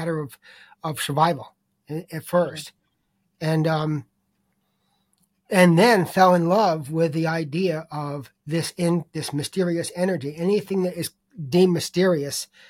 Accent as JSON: {"language": "English", "town": "Boston", "region": "Massachusetts", "country": "United States", "said": "I'm from Boston"}